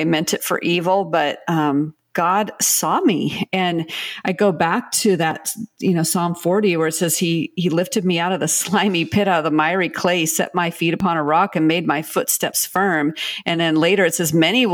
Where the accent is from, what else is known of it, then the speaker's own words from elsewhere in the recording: Pacific Northwest, United States; I'm from the Pacific Northwest